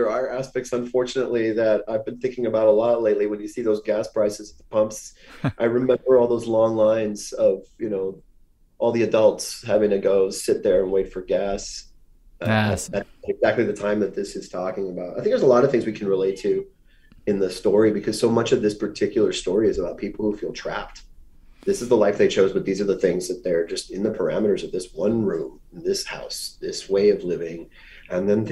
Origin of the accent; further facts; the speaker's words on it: Miami, Florida, United States; moved away; I grew up in Miami, but my Miami is very different from what a tourist might see of that city